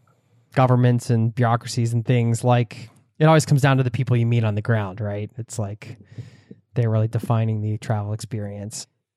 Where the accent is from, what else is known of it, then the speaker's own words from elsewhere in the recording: Norway; I'm in Norway here. You're making me miss my home country a little bit.